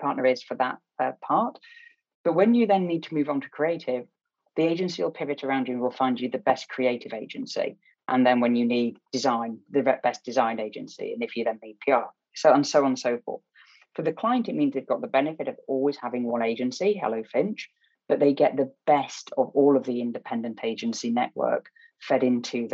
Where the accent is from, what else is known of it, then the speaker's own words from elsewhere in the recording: Barnsley, Yorkshire and the Humber, United Kingdom; I'm just a greengrocer from Barnsley that became an accidental marketeer